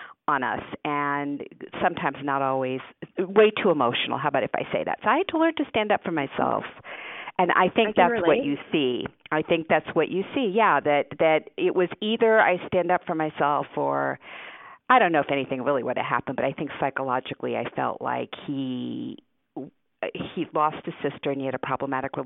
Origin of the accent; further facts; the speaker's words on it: Newtown, Connecticut, United States; first language Hungarian; English is a second language; we moved to Connecticut, and I grew up in Newtown, Connecticut